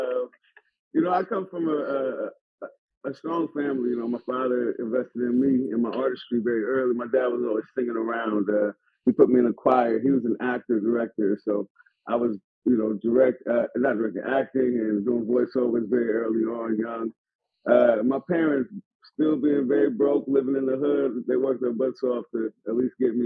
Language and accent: English; San Francisco, California, United States; I'm from Hunter's Point.